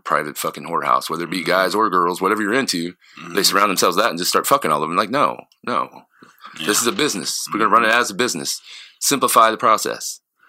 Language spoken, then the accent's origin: English; Southern Illinois, United States; moved away; I'm from Illinois side, but yeah, little bitty town. You know, I think it's 400 people now.